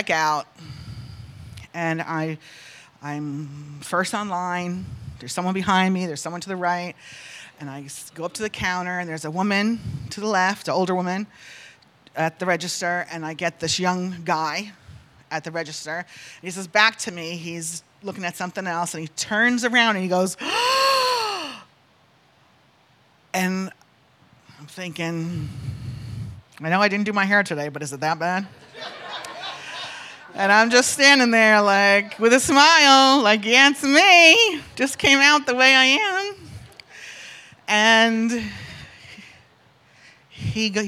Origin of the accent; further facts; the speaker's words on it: North Carolina, United States; I'm from North Carolina